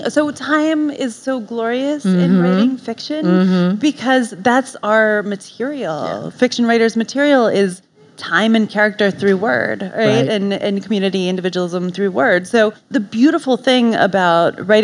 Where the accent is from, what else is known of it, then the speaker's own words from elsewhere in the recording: Cooperstown, New York, United States; I'm from Cooperstown, New York